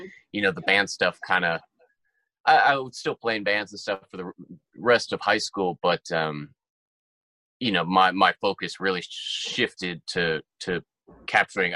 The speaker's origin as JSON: {"language": "English", "town": "Pittsburgh", "region": "Pennsylvania", "country": "United States", "tie": "born or raised there", "also_born_or_lived": "Tempe, Arizona", "moved": "as an adult", "lives_now": "Nashville, United States", "said": "I grew up in Pittsburgh, Pennsylvania"}